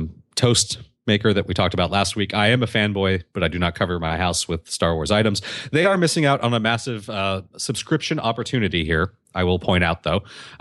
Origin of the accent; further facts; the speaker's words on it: Canada; I was complimented on my excellent English by a girl from Ohio. I'm Canadian.